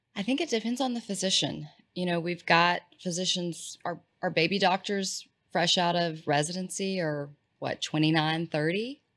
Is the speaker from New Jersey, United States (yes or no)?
no; East Texas, United States; I'm from East Texas